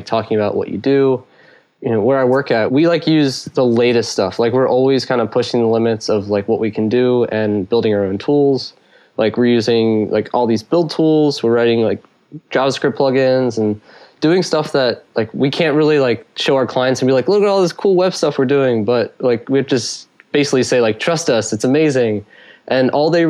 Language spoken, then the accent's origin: English; Philadelphia, Pennsylvania, United States; I'm from Philadelphia